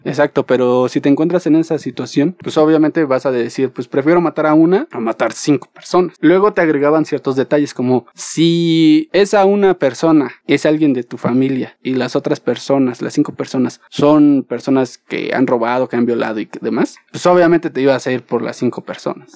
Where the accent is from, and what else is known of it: Mexico